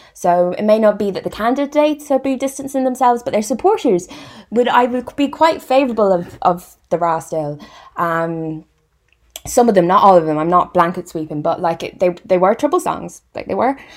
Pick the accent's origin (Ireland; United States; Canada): Ireland; Irish Midlands; now in West Midlands, United Kingdom; I'm from the West Midlands of Ireland and I live and work in the West Midlands